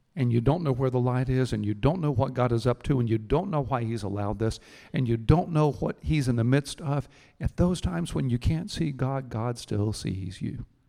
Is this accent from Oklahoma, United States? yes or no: no; Houston, Texas, United States; I grew up in Houston